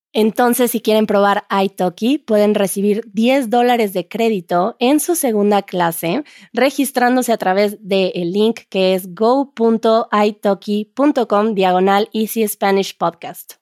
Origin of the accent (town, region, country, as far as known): Mexico